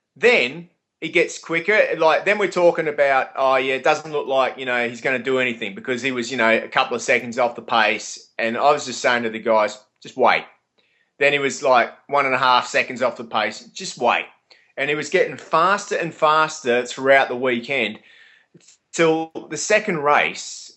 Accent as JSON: {"language": "English", "country": "Australia", "said": "us Australians speaking as Australian"}